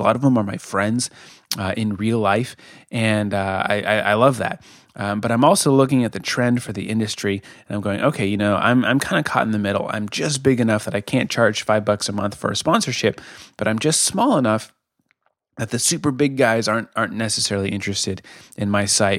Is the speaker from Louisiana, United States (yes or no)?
no; Colorado, United States; moved away as an adult; now in Kansas City, United States; I'm from Colorado originally